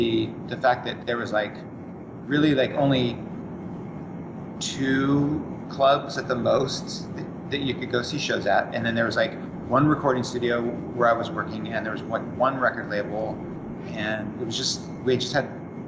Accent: Orange County, California, United States; moved away as an adult; also born or lived in San Diego; I came from Orange County and went down there for college

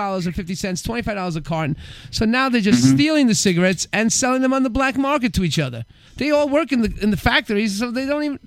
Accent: New York City, New York, United States; I was born in Bushwick

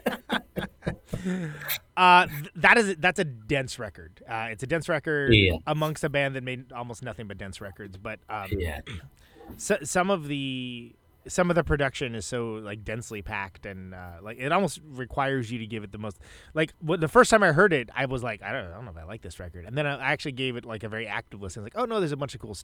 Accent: Oakland, California, United States; now in Wisconsin, United States; I'm from Oakland, but I live in Wisconsin

